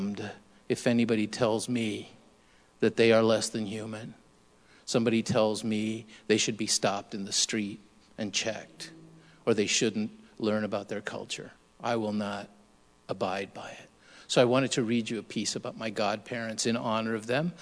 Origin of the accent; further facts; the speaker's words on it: Tijuana, Baja California, Mexico; moved away; I come from Rampa Independencia, Colonia Independencia, Tijuana, Baja California